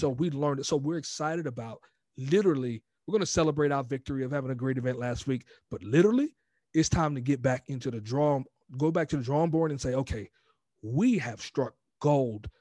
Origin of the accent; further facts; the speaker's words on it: Glen Allen, Virginia, United States; moved away as an adult; also born or lived in New York; now in California, United States; born in New York, raised in, in Glen Allen, Virginia, man, and then joined the Marine Corps at eighteen, and I've been in California ever since.